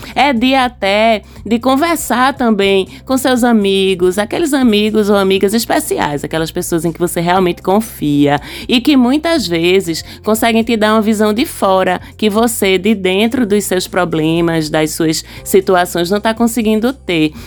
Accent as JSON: {"language": "Portuguese", "town": "Recife", "region": "Pernambuco", "country": "Brazil", "said": "Sou pernambucana, recifense"}